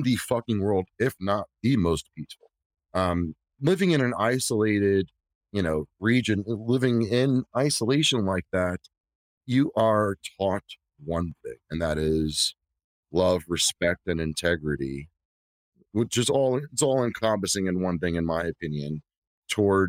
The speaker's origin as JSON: {"language": "English", "town": "New York City", "region": "New York", "country": "United States", "tie": "born or raised there", "said": "I was born in the South Bronx in the fucking 80s"}